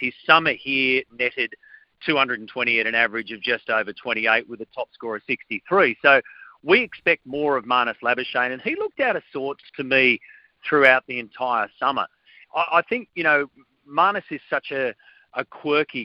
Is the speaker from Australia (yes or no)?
yes; Australia; as in Australian fans